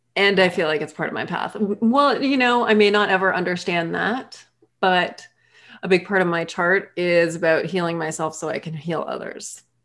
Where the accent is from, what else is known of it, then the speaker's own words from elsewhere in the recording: Massachusetts, United States; moved away as an adult; also born or lived in Maine / North Carolina / Hawaii / Barbados; I grew up in Massachusetts